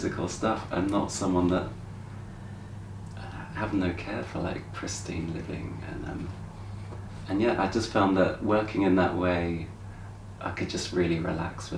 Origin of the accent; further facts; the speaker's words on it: Brighton, South East England, United Kingdom; I grew up in Brighton